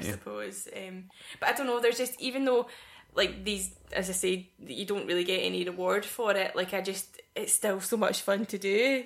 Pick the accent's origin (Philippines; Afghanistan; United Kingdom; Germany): United Kingdom; Paisley, Scotland; also born or lived in Irvine; I said Irvine, but I was born in Paisley